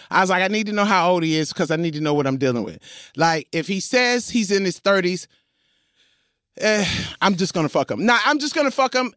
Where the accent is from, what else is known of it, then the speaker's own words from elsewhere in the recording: New York City, New York, United States; I was from Crooklyn